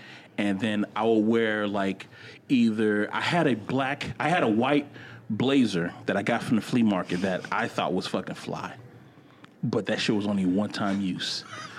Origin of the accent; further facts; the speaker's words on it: Opelika, Alabama, United States; I was from Opelika.